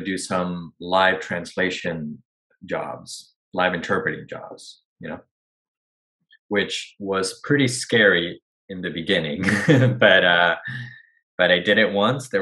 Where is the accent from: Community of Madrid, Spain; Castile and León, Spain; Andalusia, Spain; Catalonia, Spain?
Community of Madrid, Spain; Madrid; first language Spanish; English is a second language; moved away as an adult; now in Los Angeles, United States; I was born and raised in Madrid, Spain, but my mom's American, so I always grew up bilingual